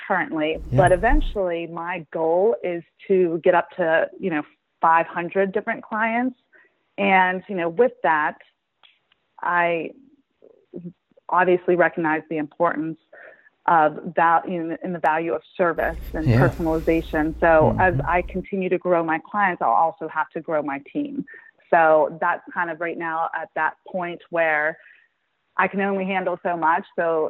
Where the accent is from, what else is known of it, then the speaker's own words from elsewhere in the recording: Pittsburgh, Pennsylvania, United States; also born or lived in Detroit, Michigan; now in Bridgeport, United States; I'm actually from Pittsburgh.